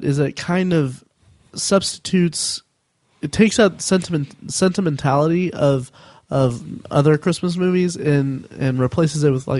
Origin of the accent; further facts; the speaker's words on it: Indiana, United States; growing up in Indiana, which I did.